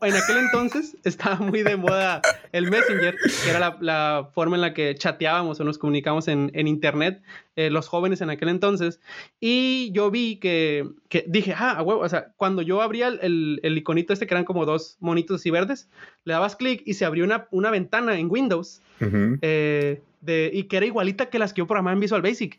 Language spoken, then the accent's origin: Spanish; Sinaloa, Mexico; moved away as an adult; now in Silicon Valley, United States; yo soy de Sinaloa